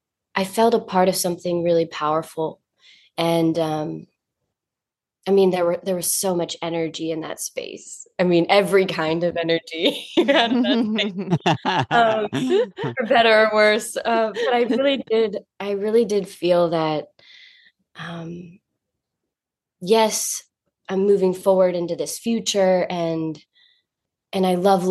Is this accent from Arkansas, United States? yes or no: no; North Carolina, United States; now in New York, United States; I'm from North Carolina